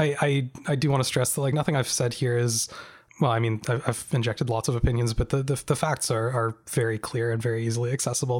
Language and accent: English; Canada; as a Canadian